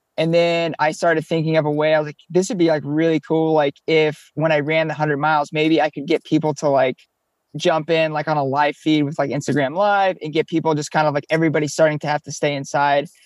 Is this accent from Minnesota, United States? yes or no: no; Florida, United States; moved away as an adult; also born or lived in Colorado / Oklahoma; now in New York City, United States; We grew up down here in Florida.